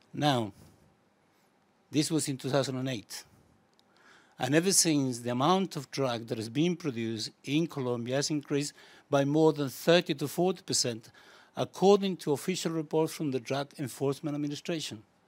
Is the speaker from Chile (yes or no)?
yes; Chile; now in United Kingdom; I come from Chile originally